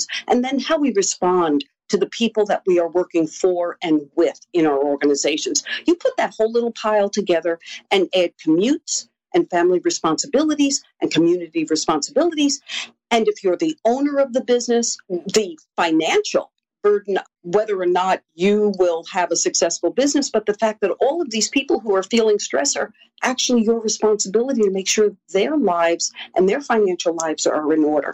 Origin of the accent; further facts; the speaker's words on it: New York City, New York, United States; I was born and raised in Queens, New York